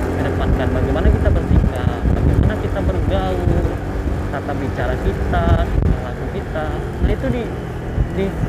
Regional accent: Danau Kembar, West Sumatra, Indonesia; also born or lived in Cirebon / Padang; di daerah gue di Danau Kembar

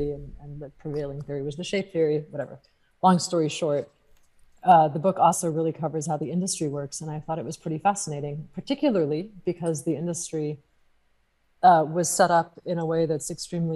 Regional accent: California, United States; also born or lived in France / London; at least where I'm from in California

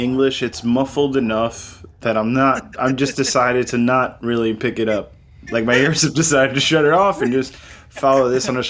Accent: South Florida, United States; I'm from South Florida.

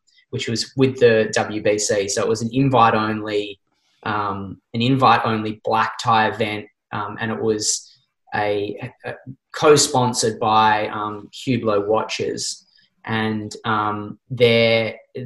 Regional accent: Australia; us as this Aussie contingent of like 15 guys

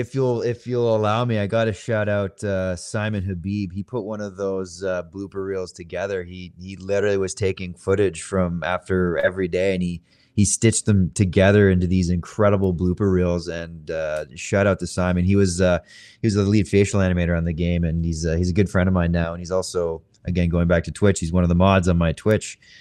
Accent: Canada; I'm Canadian as well

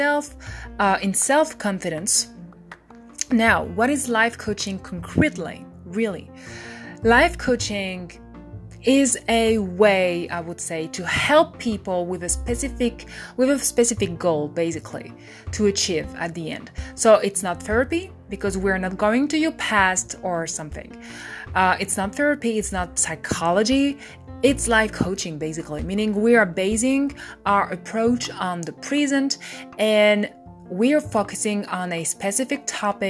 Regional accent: France; I'm French

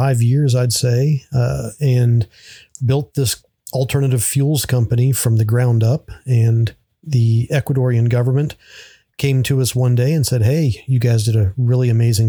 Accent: North Central West Virginia, United States; also born or lived in Washington, D.C. / Manassas, Virginia; now in Las Vegas, United States; I was born in Washington, D.C. Grew up for a few years just outside of D.C. in Manassas, Virginia. Mm-hmm. But I consider West Virginia home. Most of my formative years were North Central West Virginia.

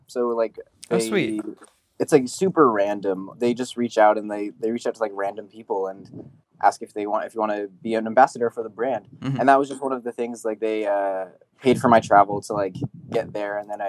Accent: San Jose, California, United States; I'm from San Jose, California.

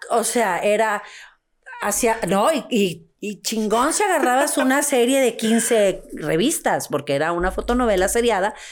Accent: Monterrey, Nuevo León, Mexico; now in Mexico City, Mexico; De Monterrey.

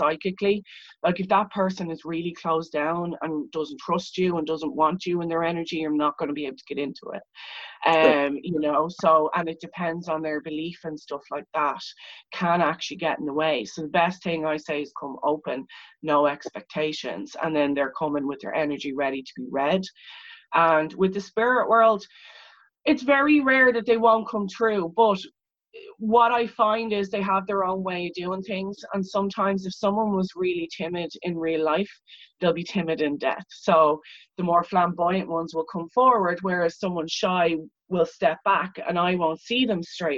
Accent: Leixlip, Leinster, Ireland; I'm actually from Leixlip, which is a town of Viking origin

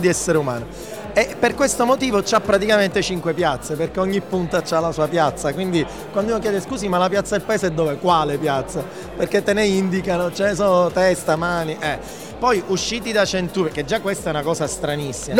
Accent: Sicily, Italy; io da siciliano

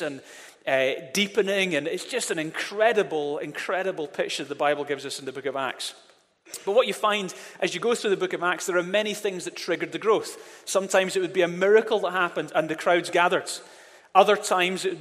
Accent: Glasgow, Scotland, United Kingdom; now in Edinburgh, United Kingdom; I grew up in Glasgow

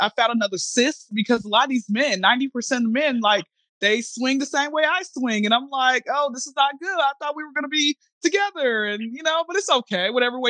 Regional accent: Atlanta, Georgia, United States; I'm from Atlanta. I've been here since I was zero

